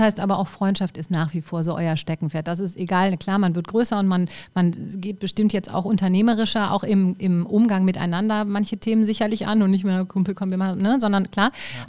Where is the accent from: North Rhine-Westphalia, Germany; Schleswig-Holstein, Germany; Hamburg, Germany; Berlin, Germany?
North Rhine-Westphalia, Germany; Düsseldorf; Als Düsseldorfer